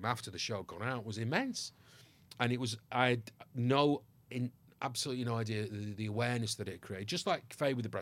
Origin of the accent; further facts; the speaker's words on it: Ireland; I am Irish by birth